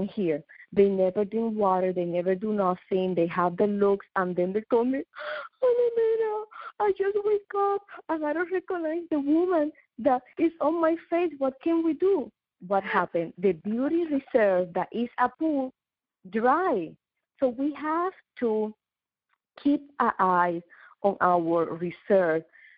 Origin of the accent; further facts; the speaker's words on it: Puerto Rico; also born or lived in New York / Dubai; now in South Florida, United States; I am from Puerto Rico, but I've been living in New York.